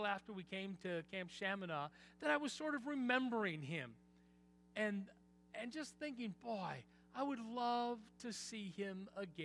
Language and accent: English; Eden Prairie, Minnesota, United States; I grew up in Eden Prairie